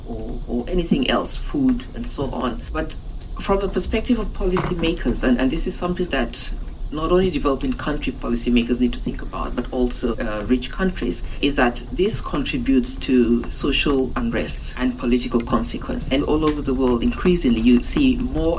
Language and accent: English; Uganda; I'm from Uganda, you know, in Africa